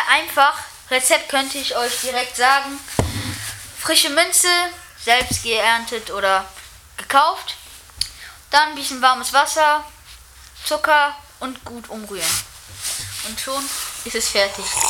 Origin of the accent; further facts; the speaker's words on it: Mechernich, North Rhine-Westphalia, Germany; ich komme aus Mechernich